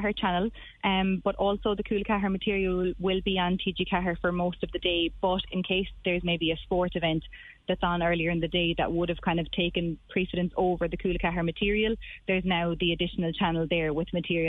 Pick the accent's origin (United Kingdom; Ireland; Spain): Ireland; Cardavan, Munster; also born or lived in Dublin, Ireland; I was born in Dublin, actually, but I grew up in Cardavan and I went to school there. And then when I was about 16, we moved to North Circular.